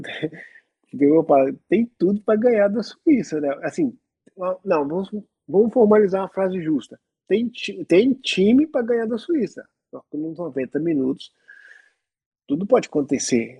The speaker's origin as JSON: {"language": "Portuguese", "town": "Belo Horizonte", "region": "Minas Gerais", "country": "Brazil", "tie": "born or raised there", "moved": "yes", "lives_now": "Milan, Italy", "said": "Sou brasileiro, nascido em Belo Horizonte"}